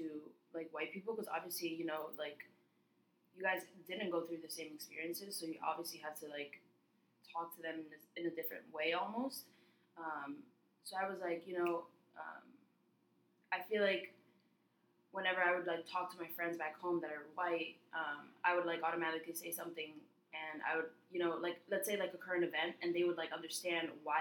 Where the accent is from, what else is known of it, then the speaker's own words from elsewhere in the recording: New York City, New York, United States; I'm from New York City